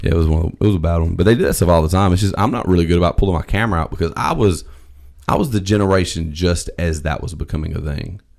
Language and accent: English; the South, United States; I'm from the South